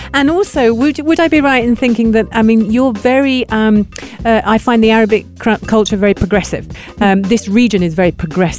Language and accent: English; United Kingdom; As a British person